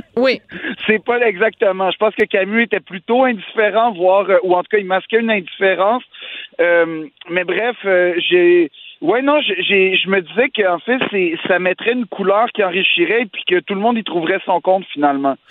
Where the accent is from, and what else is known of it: Quebec, Canada